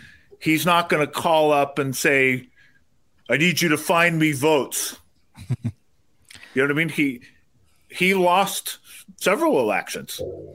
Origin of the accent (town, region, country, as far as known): San Francisco Bay Area, California, United States